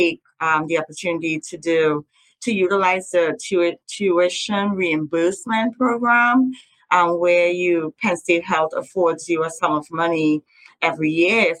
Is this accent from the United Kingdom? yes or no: no; Trinidad & Tobago; now in United States; I'm from Trinidad and Tobago and we eat lots of curry and roti